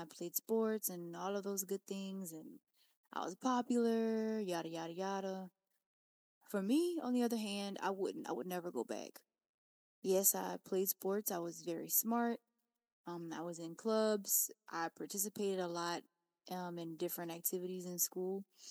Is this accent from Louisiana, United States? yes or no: yes; Louisiana, United States; I'm from Louisiana, and you know, I grew up with a tight-knit family.